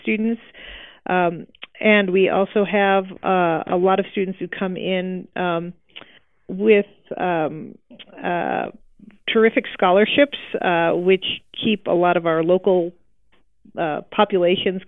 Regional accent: Midwest, United States; moved away as an adult; also born or lived in Ithaca, New York / Utah; now in Ogden, Utah, United States; I'm originally from the Midwest, but didn't really get mountains till I moved out here

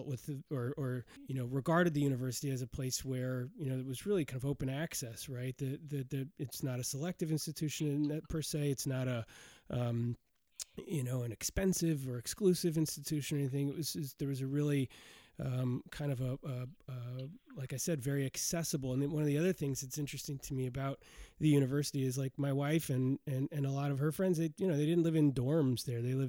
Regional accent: Oregon, United States; now in New York, United States; my home state of Oregon

